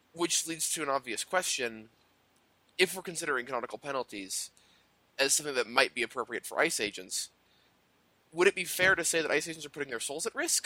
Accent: Denver, Colorado, United States; moved away; I'm actually from Denver. I'm from Colorado

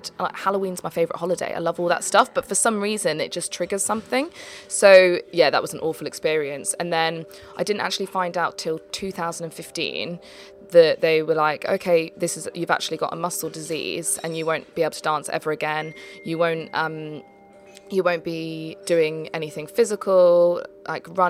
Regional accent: Leicester, East Midlands, United Kingdom; moved away as an adult; also born or lived in London; I came from Leicester, so that's where I was brought up, and then I moved to London when I was 18 to go to Arts Ed.

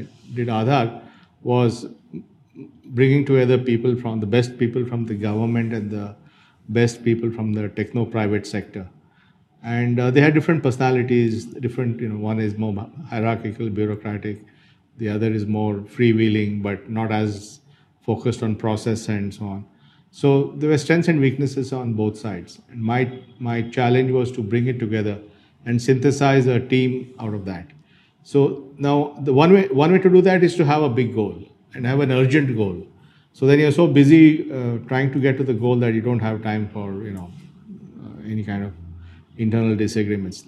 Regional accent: Bangalore, Karnataka, India; also born or lived in Dharwad, India; I'm a genuine Bangalorean in the sense I was born in Bangalore. So I was born in Bangalore and I spent the first few years of my life in Bangalore.

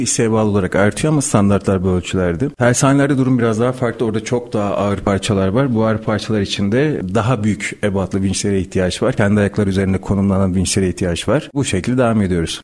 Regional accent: Malatya, Turkey; Malatyalıyım. seksen dokuz Malatya doğumluyum.

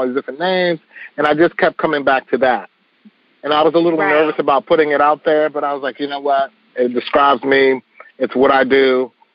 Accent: Washington, District of Columbia, United States; I was a young kid growing up in the Northeast Corridor of D.C.

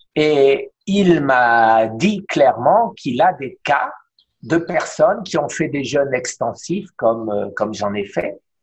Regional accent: Strasbourg, Grand Est, France; now in Miami, United States; à Strasbourg, ma ville natale

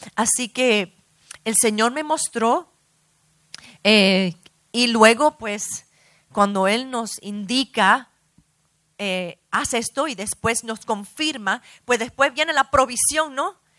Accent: New York, United States; also born or lived in Brazil; now in Miami, United States; yo me crié en Nueva York, nací en Nueva York, vine aquí a Miami

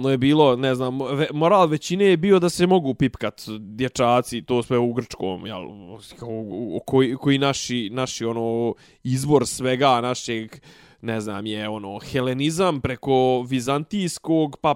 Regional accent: Serbia

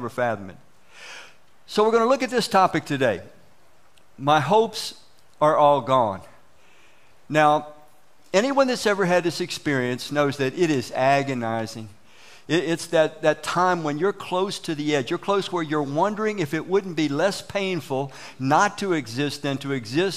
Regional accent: Washington, District of Columbia, United States; When we were kids growing up in Southeast Washington, D.C., all of us came from broken homes

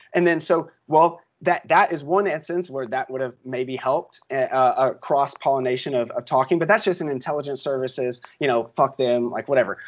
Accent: Chattanooga, Tennessee, United States; I grew up in Chattanooga, Tennessee

